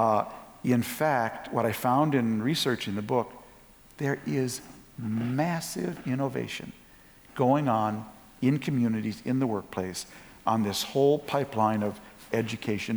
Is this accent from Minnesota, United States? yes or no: yes; Minneapolis, Minnesota, United States; also born or lived in St. Louis Park, Minnesota; I'm from Minnesota. I was actually born in North Minneapolis